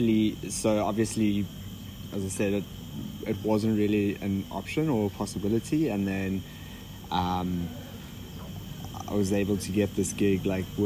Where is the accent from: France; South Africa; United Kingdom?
South Africa; Cape Town, Western Cape; moved away as an adult; also born or lived in Belgium; I grew up in Cape Town, South Africa